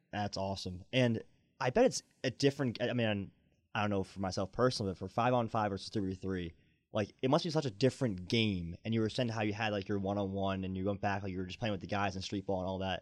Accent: Boston, Massachusetts, United States; moved away; I'm from the Boston area

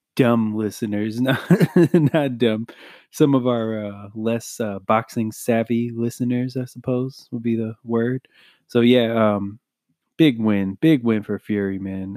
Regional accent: United States; just being an American

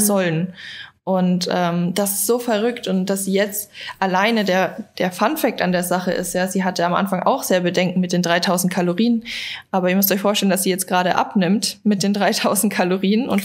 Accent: Bavaria, Germany; now in Berlin, Germany; Ich komme eigentlich aus Bayern

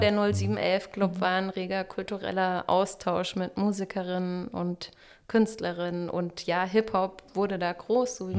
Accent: Freiburg, Baden-Württemberg, Germany; also born or lived in Dresden / Karlsruhe; now in Stuttgart, Germany; Ich komme ursprünglich aus Freiburg

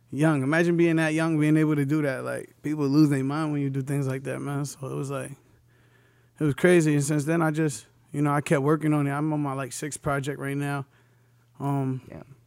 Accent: New London, Connecticut, United States; I'm coming from New London, Connecticut.

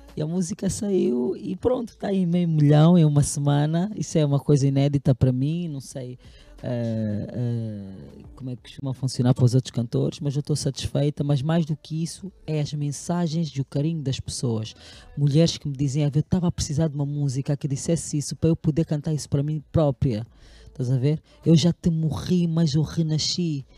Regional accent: Caconda, Huíla, Angola; moved away; also born or lived in Lobito, Angola / Luanda, Angola; sou natural de Caconda e do Bucóio.

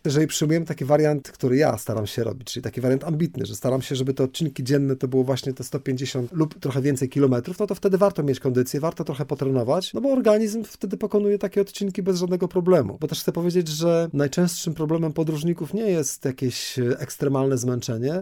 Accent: Poland; mówię, że z Polski

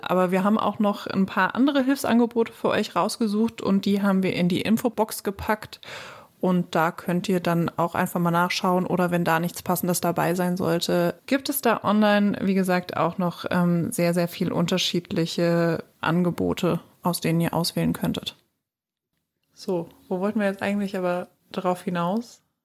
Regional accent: Germany; wir Deutschen

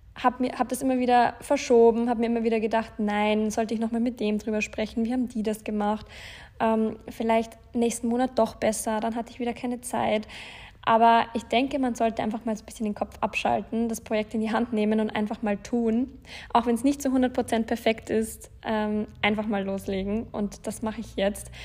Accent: Landshut, Bavaria, Germany; moved away as an adult; also born or lived in Passau / Munich; Ich bin in Deutschland in der Nähe von München geboren, also in Bayern in, besser gesagt in Landshut.

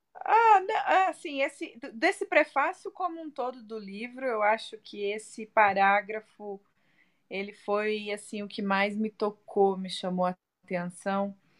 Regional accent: Brazil; first language Portuguese; now in Las Vegas, United States

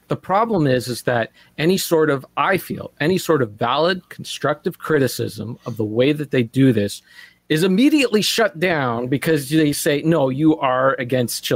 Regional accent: Canada; I'm a Canadian

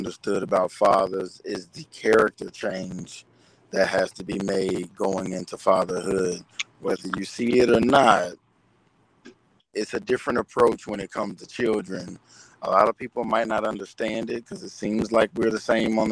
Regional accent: Alabama, United States; now in Cincinnati, United States; Born in Alabama, stay in Cincinnati, Ohio.

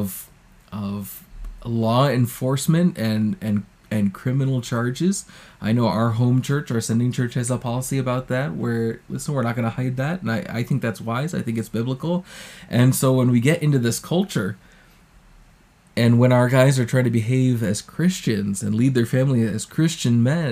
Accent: United States; moved away; as an American

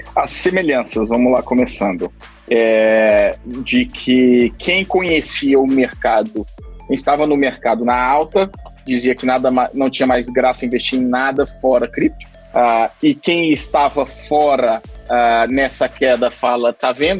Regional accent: Brazil; now in Geneva, Switzerland; já estou há mais de 10, mais de 10 anos morando fora do Brasil, vários países, aqui na Suíça quase 10 anos

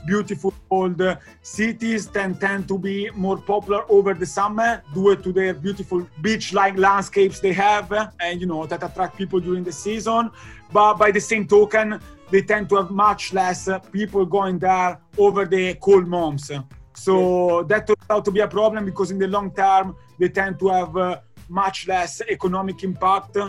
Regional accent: Genoa, Liguria, Italy; moved away as an adult; introducing myself as coming from Genoa

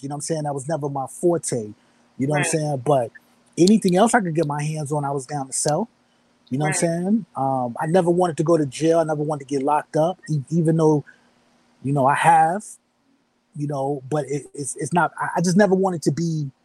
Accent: New York City, New York, United States; growing up in New York, living in the Bronx

